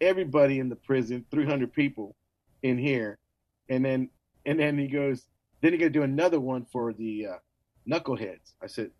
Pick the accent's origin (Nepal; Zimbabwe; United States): United States; San Antonio, Texas; I was born here in San Antonio